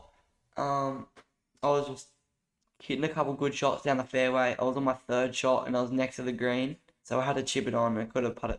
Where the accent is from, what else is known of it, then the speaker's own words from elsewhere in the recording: Victoria, Australia; moved away; I grew up in Victoria